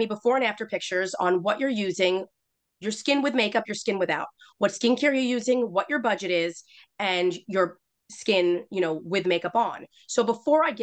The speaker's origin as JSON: {"language": "English", "town": "New York City", "region": "New York", "country": "United States", "said": "I'm a girl from Queens"}